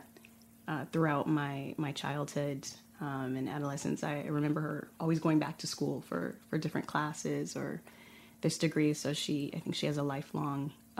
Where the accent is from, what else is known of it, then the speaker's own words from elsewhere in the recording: Inglewood, California, United States; moved away as an adult; now in Barcelona, Spain; I grew up in Inglewood, which is an incorporated city